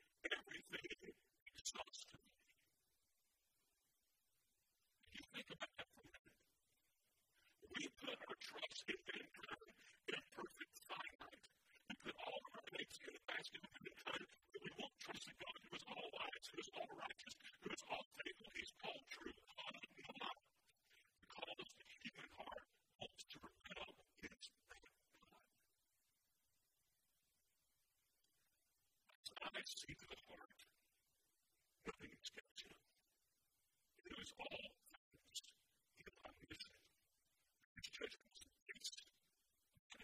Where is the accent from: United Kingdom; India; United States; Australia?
United States; as American citizens